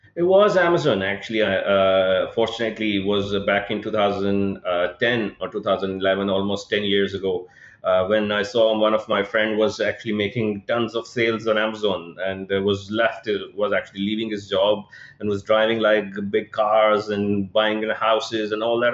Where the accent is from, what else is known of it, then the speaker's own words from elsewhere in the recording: Pakistan; moved away as an adult; also born or lived in United Kingdom; I was born and raised in Pakistan. My childhood and everything was based here